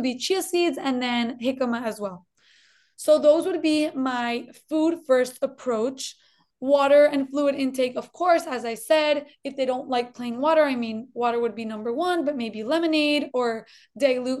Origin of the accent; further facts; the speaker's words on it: Colombia; now in United States; I'm originally from Colombia, actually. I was born in Colombia. That's why maybe you'll hear a little twinge of an accent